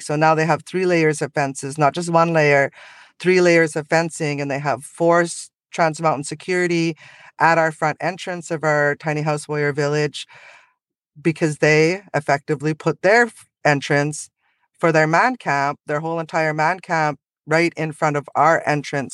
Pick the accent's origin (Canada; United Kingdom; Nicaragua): Canada; Secwepemc and Ktunaxa Nations, British Columbia; I'm from the Sihuatmuk and the Tanaka Nation in, in so-called British Columbia, Canada.